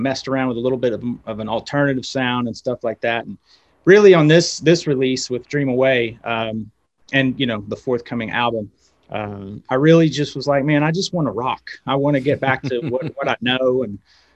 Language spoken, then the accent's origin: English; West Virginia, United States; moved away as an adult; also born or lived in Los Angeles, United States; now in Knoxville, United States; I moved from West Virginia, I moved to Knoxville, went to school at University of Tennessee